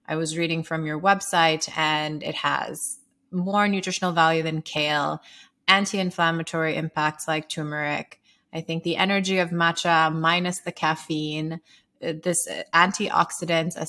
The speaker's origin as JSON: {"language": "English", "country": "Sierra Leone", "tie": "born or raised there", "said": "So I grew up in Sierra Leone, West Africa. I'm half Sierra Leonean."}